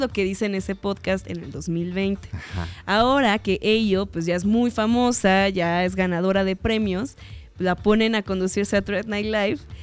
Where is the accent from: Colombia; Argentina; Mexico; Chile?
Mexico; Mexico City; accent: chilango; se me empieza a salir de vez en cuando el acento chilango